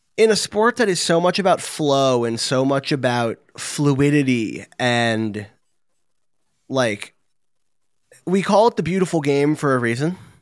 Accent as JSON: {"language": "English", "region": "England", "country": "United Kingdom", "moved": "yes", "lives_now": "New Jersey, United States", "said": "I'm English, I'm sitting in New Jersey in the United States"}